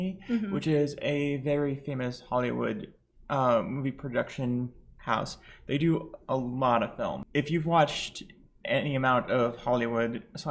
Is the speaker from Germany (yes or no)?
no; Lebanon; now in United States; I'm bi, trans, and Lebanese, and we are recording from America